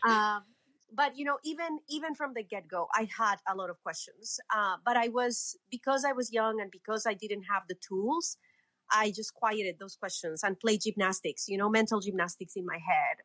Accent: Colombia; I was born and raised in Colombia.

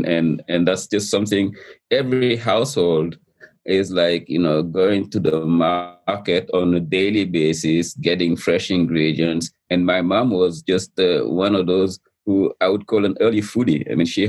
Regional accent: Senegal; moved away; also born or lived in New York City / Miami; You know, I grew up in Senegal. This is in West Africa.

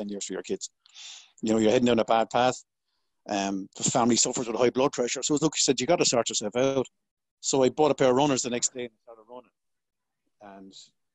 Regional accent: Waterford, Munster, Ireland; I grew up in a place called Waterford, which is down the southeast of Ireland.

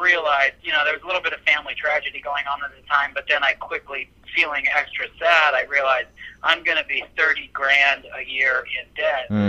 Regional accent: Portland, United States; just in my hometown in Portland

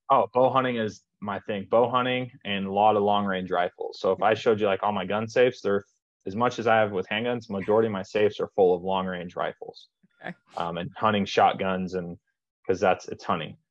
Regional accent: Las Vegas, Nevada, United States; i'm from vegas

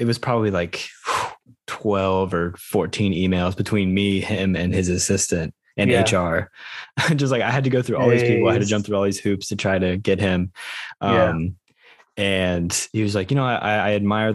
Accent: United States; I'm an American

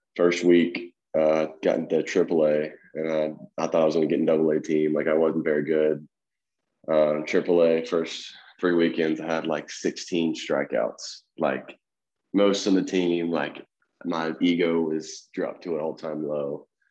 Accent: Fayette County, outside Memphis, Tennessee, United States; I grew up in a little small town called Fayette County. It's a little, little rundown, kind of outside of Memphis, about 30 minutes.

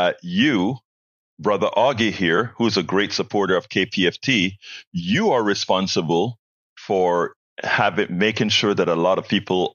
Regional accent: Panama; now in United States; I'm from Panama, Central America

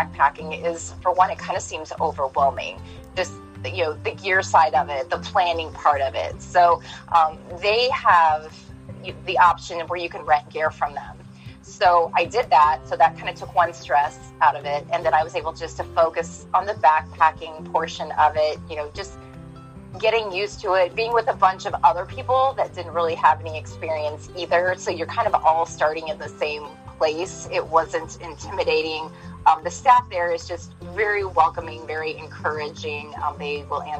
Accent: Galesburg, Illinois, United States; I am from Galesburg, Illinois

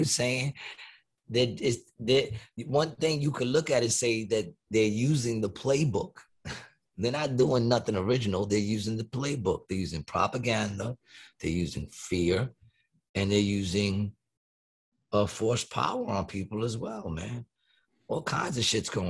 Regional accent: United States; I love the fact that I grew up in this, what used to be a great country of ours.

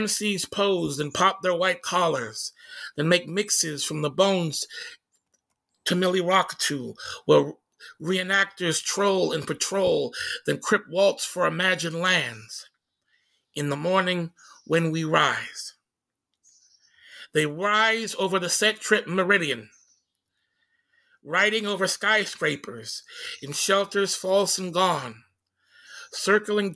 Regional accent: Tacoma, Washington, United States; moved away; the tenements that, that I grew up in Hillside Terrace

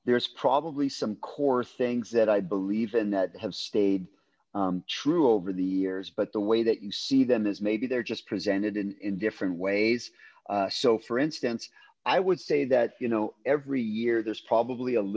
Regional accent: Canada; moved away as an adult; also born or lived in Winnipeg, Manitoba; now in California, United States; I grew up in Canada.

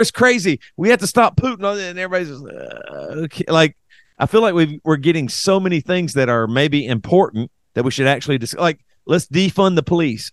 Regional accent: Greer, South Carolina, United States; I grew up in Greer, South Carolina

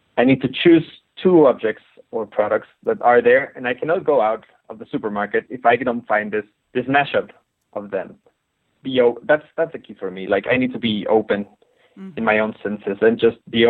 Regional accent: Mexico City, Mexico; I was born in Mexico City, which is a colorful and very ironic

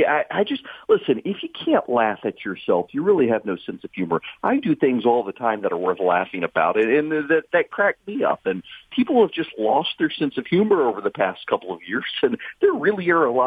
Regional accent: Dubai, United Arab Emirates; I grew up in Dubai, had never been to a music concert in my life.

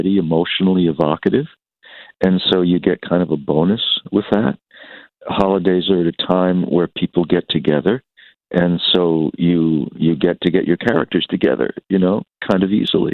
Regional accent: New York City, New York, United States; moved away; also born or lived in California; I was born in New York City, born on Staten Island

